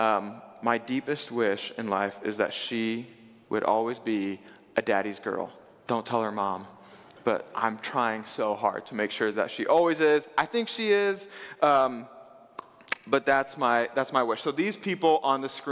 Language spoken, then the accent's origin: English; Wabash, Indiana, United States; I did grow up here in Indiana. I'm a Hoosier, born and bred. I grew up in Wabash, Indiana